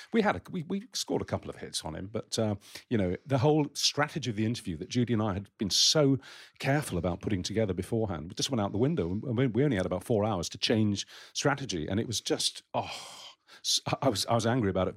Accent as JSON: {"language": "English", "town": "Romford", "region": "London", "country": "United Kingdom", "tie": "born or raised there", "said": "my hometown, Romford in Essex"}